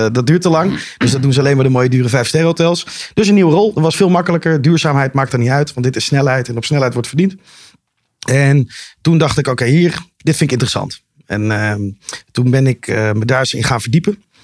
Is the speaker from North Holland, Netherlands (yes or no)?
yes; Amsterdam, North Holland, Netherlands; Ik ben geboren in Amsterdam.